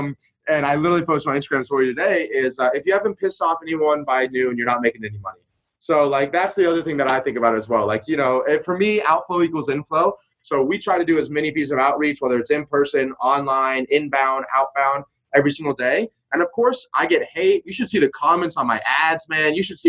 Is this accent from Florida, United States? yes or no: yes; Destin, Florida, United States; I was at Starbucks, which I used to work out at in my hometown of Destin, Florida.